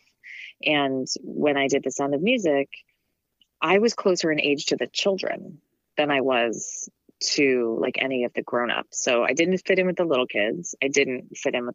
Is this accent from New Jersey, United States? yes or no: yes; New Jersey, United States; I grew up in New Jersey